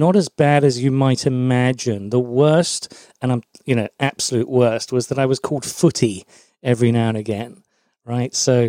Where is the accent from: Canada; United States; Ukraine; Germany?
Germany; born there; So I'm an army brat, which means that I was born in Germany. I'm actually half German, half Scots, which is quite an interesting hybrid.